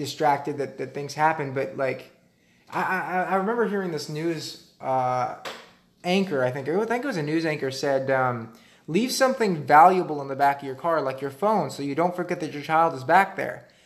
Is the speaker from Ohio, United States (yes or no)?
no; Arizona, United States; we're from Arizona